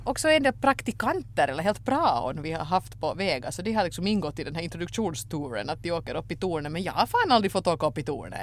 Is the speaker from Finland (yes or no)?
yes; Finland; när man kommer som finländare till Sverige